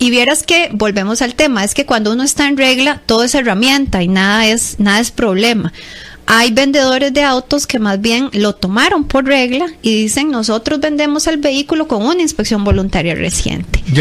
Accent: Costa Rica; Entonces nosotros como costarricenses em, seamos profetas de nuestra tierra y aprendamos a sacarle más provecho al servicio.

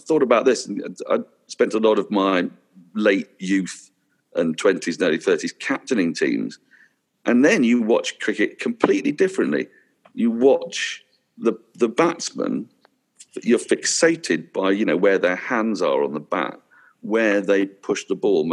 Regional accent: England, United Kingdom; as an Englishman

